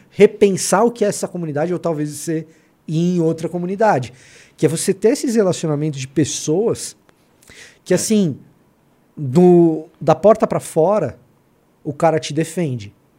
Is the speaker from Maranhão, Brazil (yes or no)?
no; Salvador, Bahia, Brazil; now in São Paulo, Brazil; a minha infância foi em Salvador, não foi aqui em São Paulo